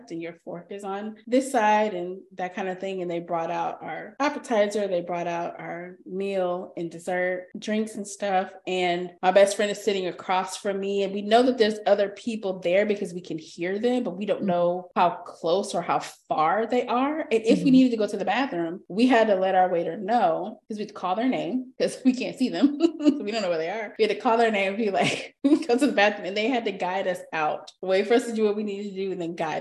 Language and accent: English; Texas, United States; we're from Texas